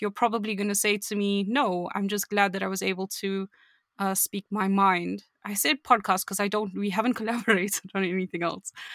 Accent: South Africa; I'm from South Africa.

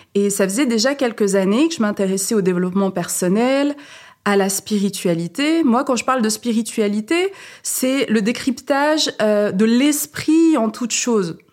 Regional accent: Saint-Étienne, Auvergne-Rhône-Alpes, France; moved away as an adult; also born or lived in Paris; je suis née à Saint-Étienne et j'ai terminé mes études à Paris.

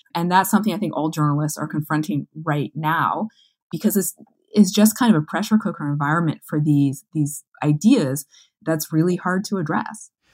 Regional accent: Manitoba, Canada; as a Canadian, as a Manitoban, as a journalist

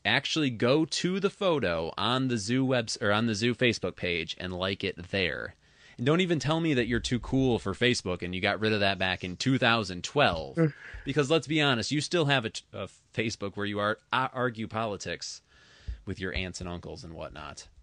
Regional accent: Traverse City, Michigan, United States; based in my hometown of Traverse City

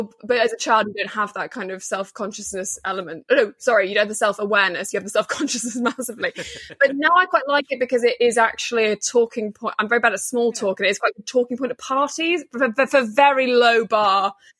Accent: North West England, United Kingdom; also born or lived in Liverpool; no, grew up in northwest Cheshire.

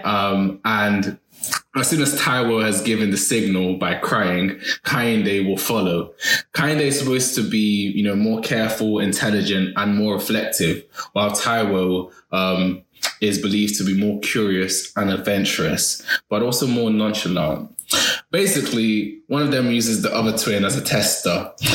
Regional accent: Nigeria; As a Nigerian Yoruba

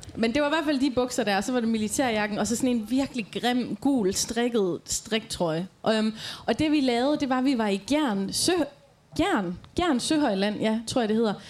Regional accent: Aarhus, Central Denmark Region, Denmark; moved away as an adult; now in Djursland, Denmark; jeg kommer jo fra Rigskov her i Aarhus

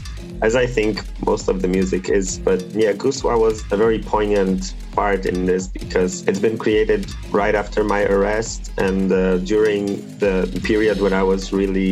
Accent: Toruń, Kuyavian-Pomeranian Voivodeship, Poland; I was living in a very small town. I'm from Torun, from a city that's like 160,000 occupants.

